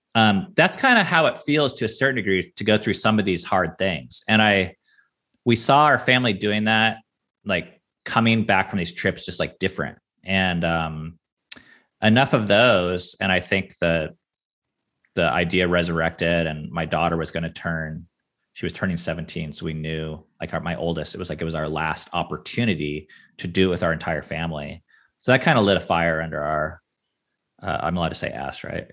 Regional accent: Seattle, Washington, United States; I grew up on the West Coast

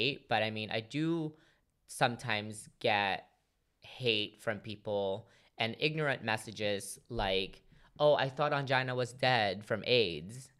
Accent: Philippines; now in United States; grew up in the Philippines as, you know, now living in America.

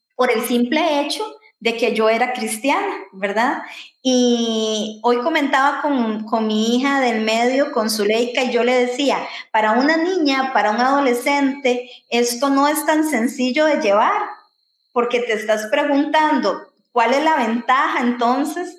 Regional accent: Santa Ana, San José, Costa Rica; yo también soy tica, yo soy otra tica viviendo en Costa Rica eh, vivo en Pozos, en Santana

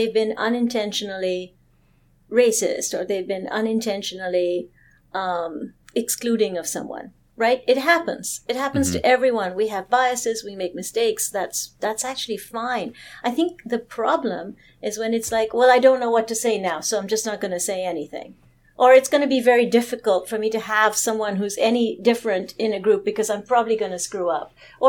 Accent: Toronto, Ontario, Canada; certainly very common when I was growing up in Toronto

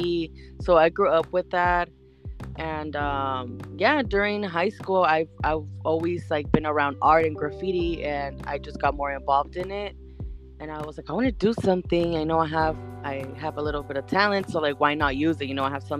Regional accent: San Diego, California, United States; I was born and raised here in San Diego, California.

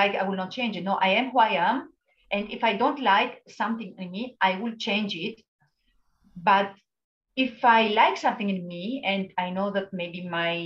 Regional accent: Greece; moved away as an adult; I was in my hometown in Greece with my parents

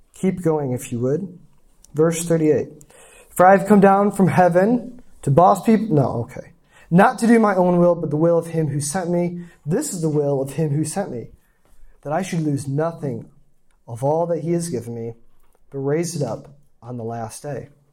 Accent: small town in Michigan, United States; moved away; also born or lived in South Korea; I'm, I'm from a small town, 1,500 people. That's the town. The first apartment complex I lived in in Korea had more people than my hometown

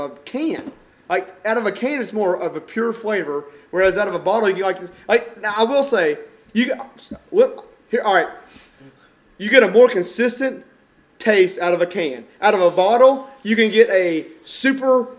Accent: Kentucky, United States; we're from Kentucky

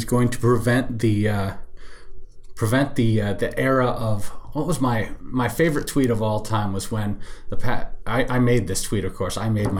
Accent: Wausau, Wisconsin, United States; now in Chicago, United States; I was born in Wausau, Wisconsin

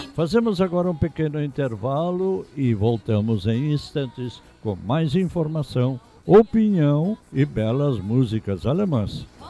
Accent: Brazil; nossa primeira obrigação como brasileiros

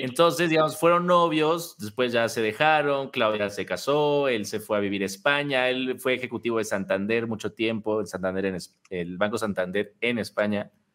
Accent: Mexico; todos los mexicanos

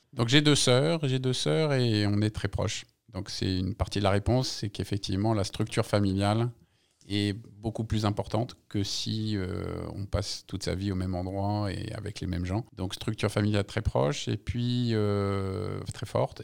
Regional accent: Paris, Île-de-France, France; born or raised there; also born or lived in Algeria

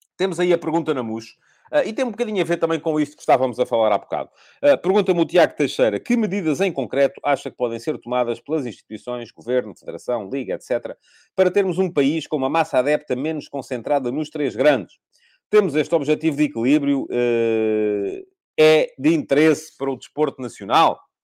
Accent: Corujo, Santarém District, Portugal; eu nasci em Corujo, o meu avô e a minha avó eram de Corujo também, no interior do distrito de Santarém

